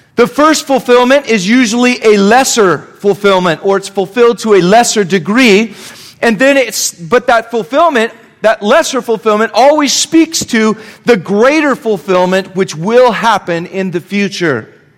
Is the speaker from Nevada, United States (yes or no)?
yes; Reno, Nevada, United States; I grew up around Reno, Nevada